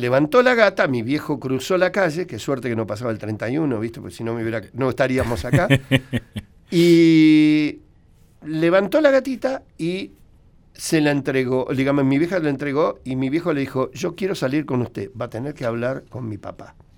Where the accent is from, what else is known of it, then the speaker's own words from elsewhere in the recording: Buenos Aires, Argentina; yo nací en, Cabildo y Zavala a la vuelta.